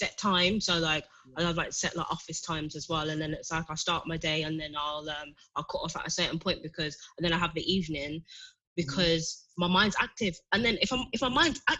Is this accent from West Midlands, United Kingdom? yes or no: yes; Birmingham, West Midlands, United Kingdom; I love Birmingham. I'm born and bred in Birmingham, and you know, I've traveled around, I've been to different places and stuff, but Birmingham's home to me, and it will always be home.